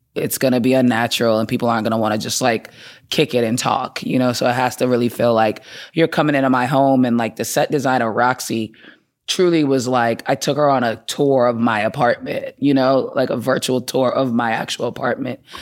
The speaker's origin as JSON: {"language": "English", "town": "Boston", "region": "Massachusetts", "country": "United States", "tie": "born or raised there", "also_born_or_lived": "Atlanta, Georgia", "said": "I grew up in Boston. I'm from Boston. Uh, lived there my whole life"}